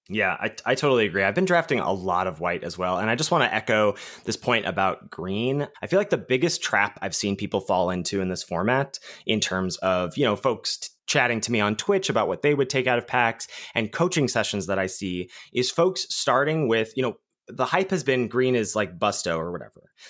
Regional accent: Pittsburgh, Pennsylvania, United States; born or raised there

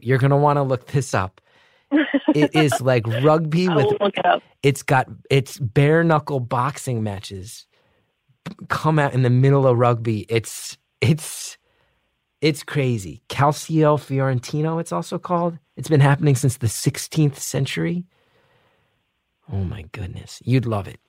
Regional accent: New Jersey, United States; growing up in North Jersey

